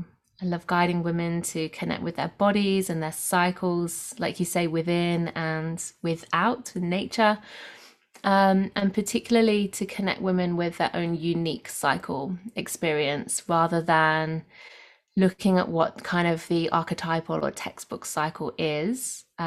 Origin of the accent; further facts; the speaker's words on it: Nottingham, East Midlands, United Kingdom; now in Australia; I'm coming from the Southern Highlands, south of Sydney in Australia today. I'm from the UK originally, from Nottingham.